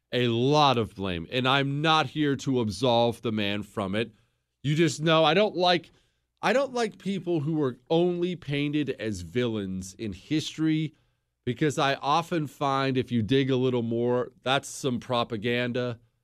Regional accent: Bozeman, Montana, United States; I grew up in Bozeman, Montana. Well, I moved there when I was ten.

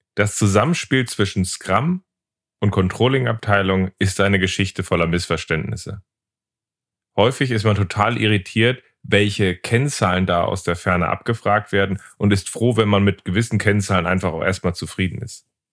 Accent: Hamburg, Germany; als Hamburger

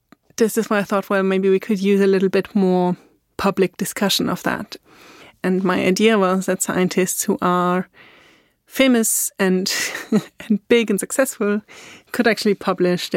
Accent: Austria; English is a second language; moved away as an adult; also born or lived in England / Scotland / Germany; now in Berlin, Germany; I was born in Austria

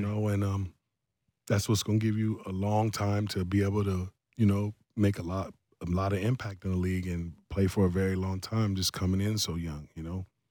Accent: Columbus, Ohio, United States; my hometown, Columbus, Ohio

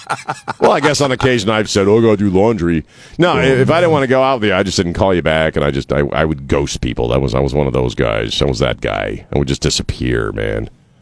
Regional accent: East Coast, United States; now in San Antonio, United States; I grew up on the East Coast

